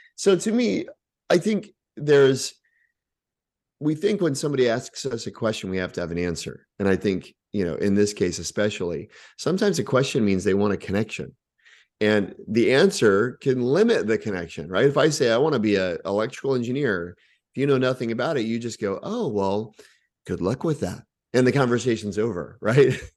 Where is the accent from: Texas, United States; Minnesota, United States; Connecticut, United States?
Texas, United States; also born or lived in Oklahoma; grew up in Texas